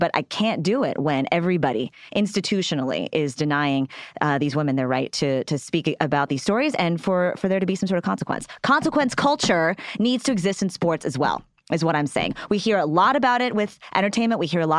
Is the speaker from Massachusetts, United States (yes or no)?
no; Texas, United States; I'm from Texas.